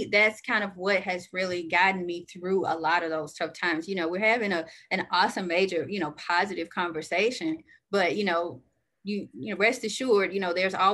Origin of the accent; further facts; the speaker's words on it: the South, United States; You know, I'm from the South, so I am a Southern girl.